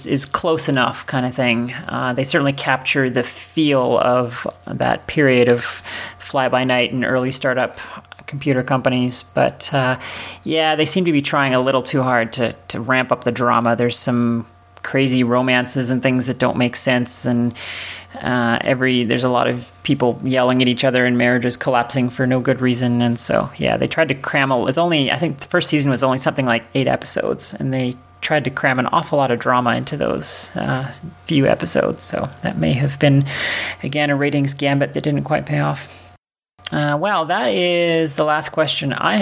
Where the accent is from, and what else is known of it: Canada; moved away